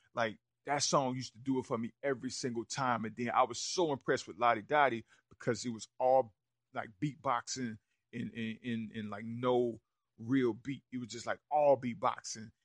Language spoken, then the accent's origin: English; Rock Hill, South Carolina, United States; Rudy Currents, who I grew up with on Ogden Road